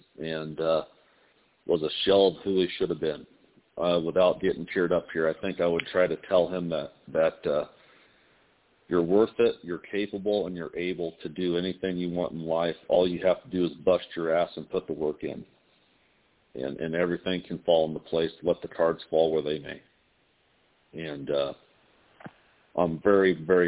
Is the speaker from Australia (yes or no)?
no; Indiana, United States; moved away as an adult; now in Las Vegas, United States; I'm from Indiana, you know, so I was born and raised a Hoosier, and then I moved out to Las Vegas.